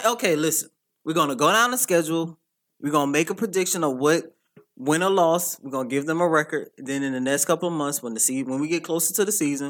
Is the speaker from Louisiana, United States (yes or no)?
yes; New Orleans, Louisiana, United States; I'm from New Orleans.